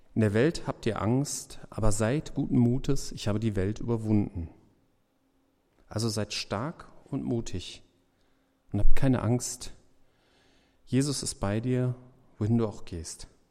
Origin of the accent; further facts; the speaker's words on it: Germany; wir so als Deutsche